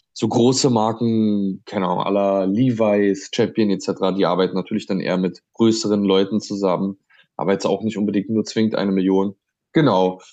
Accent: Berlin, Germany; komme ich auch aus Berlin

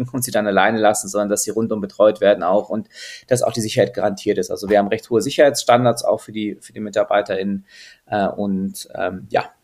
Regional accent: Austria; born there; also meine Mama ist Französin, mein Papa ist Deutscher, ich bin in Österreich geboren

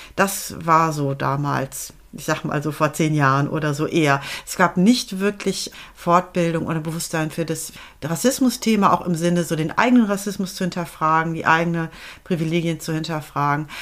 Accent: Germany; also born or lived in Netherlands; als Deutsche, die in Holland studiert hat

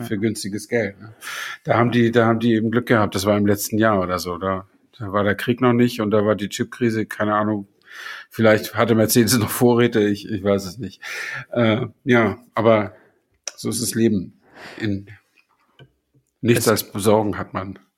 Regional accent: Flensburg, Schleswig-Holstein, Germany; ich stamme aus Flensburg und nicht aus Buxtehude

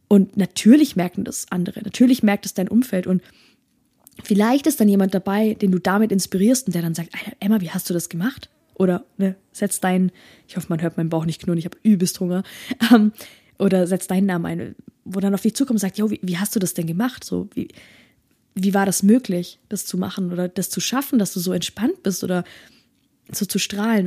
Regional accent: Germany; bei uns in Deutschland, wo das Jammern ganz groß geschrieben wird

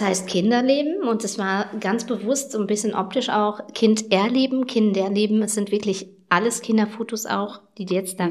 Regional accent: Schaumburg, Lower Saxony, Germany; bei uns in Schaumburg

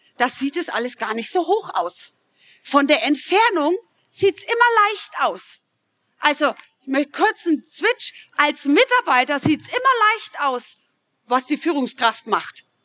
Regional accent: Middle Franconia, Bavaria, Germany; Ich komme aus Mittelfranken übrigens, kann das nicht immer ganz abstellen

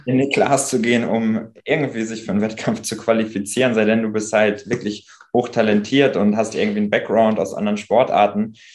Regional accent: Pinneberg, Schleswig-Holstein, Germany; also born or lived in Hamburg; in meine Heimat, also raus aus Hamburg, rein mhm. nach Schleswig-Holstein, nach Pinneberg

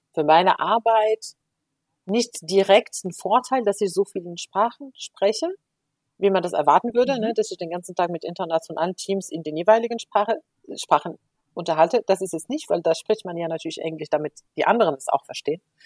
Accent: Morocco; first language Moroccan Arabic; German is a second language; moved away as an adult; also born or lived in Spain; ich bin ja in Marokko geboren und aufgewachsen

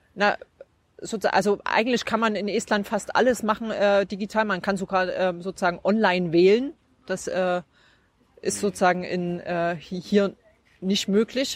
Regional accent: Zwickau, Saxony, Germany; moved away as an adult; also born or lived in Estonia / Münster; ich bin 1979 in Zwickau geboren

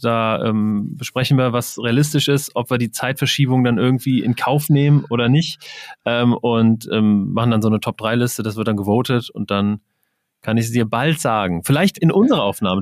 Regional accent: Wiesbaden, Hesse, Germany; ich komme aus Wiesbaden

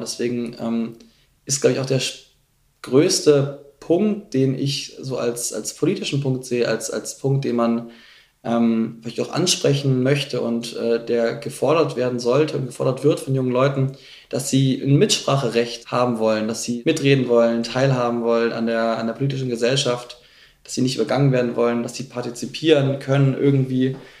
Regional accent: Munich, Bavaria, Germany; Ich komme aus München.

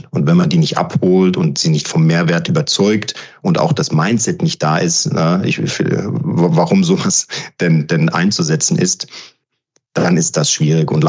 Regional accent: Frankfurt, Hesse, Germany; Ich meine, ich bin gebürtiger Frankfurter. Für mich ist das ein absolutes äh, Herzensprojekt

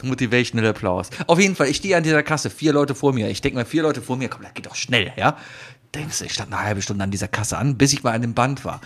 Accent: Germany; als Deutscher

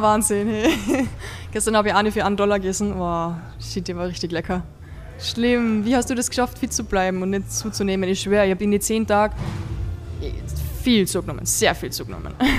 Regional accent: Vienna, Austria; bei uns in Wien

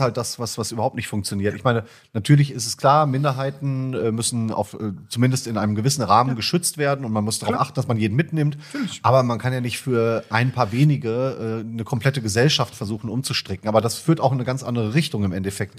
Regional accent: Iserlohn, North Rhine-Westphalia, Germany; Meine Heimatstadt ist ja Iserlohn eigentlich. Mhm. Ich komme aus dem Sauerland

